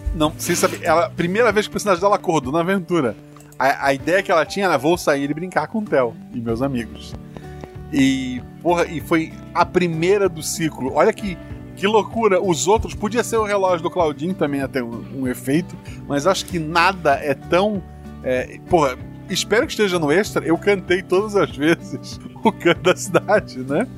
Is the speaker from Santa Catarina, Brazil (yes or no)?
yes; Florianópolis, Santa Catarina, Brazil; moved away as an adult; eu nasci em Florianópolis, vivi lá até os 24 anos